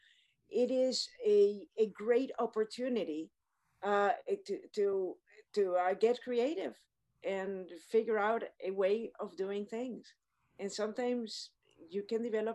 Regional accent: Panama; I grew up in Panama, which is in Central America

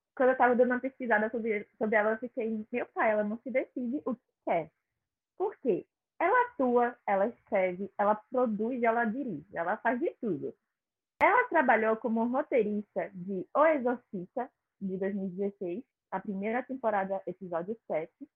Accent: Olinda, Pernambuco, Brazil; eu sou aqui de Olinda.

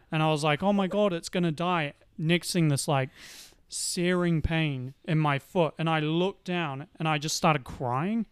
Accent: Auckland, New Zealand; I was born in Auckland. I've lived in Auckland

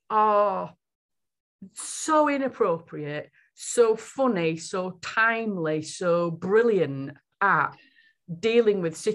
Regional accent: United Kingdom; Usually, I think, as a British nation of all shapes, sizes, colours, creeds, and whatever, our sense of humour is quite unique

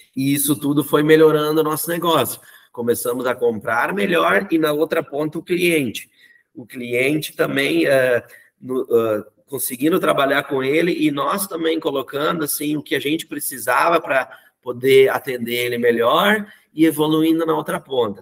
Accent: interior of Rio Grande do Sul, Brazil; moved away as an adult; also born or lived in Canoas / São Paulo; Eu sou do interior do Rio Grande do Sul

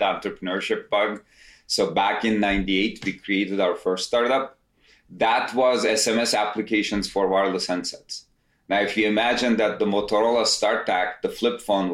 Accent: Istanbul, Turkey; moved away as an adult; now in United States; I'm originally from Istanbul, Turkey, came to US, did my undergrad

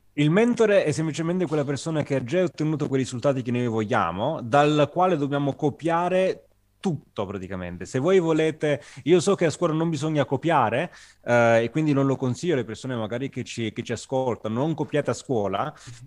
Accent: Agropoli, Campania, Italy; moved away as an adult; now in Turin, Italy; io sono del Cilento, sono di una città che si chiama Agropoli, in provincia di Salerno, anche se sono ormai immigrato, possiamo dire, a, a Torino da cinque anni

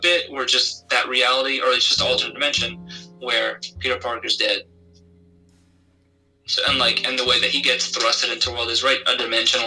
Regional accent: Philippines; I'm Filipino

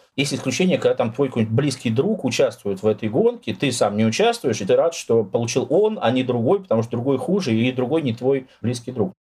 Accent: Russia; я русский, там родился в России, живу в России

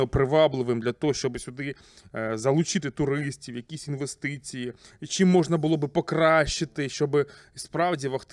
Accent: Lebedyn, Sumy Oblast, Ukraine; Я з Лебедина родом

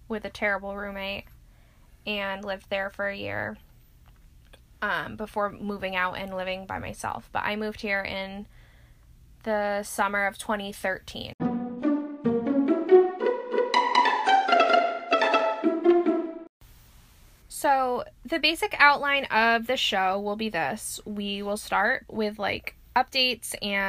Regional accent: Rhode Island, United States; moved away; also born or lived in Boston; I am originally from Rhode Island

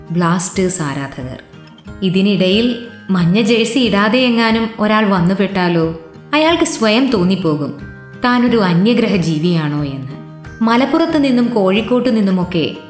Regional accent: Ernakulam, Kerala, India; ഞാൻ എറണാകുളത്തുകാരി

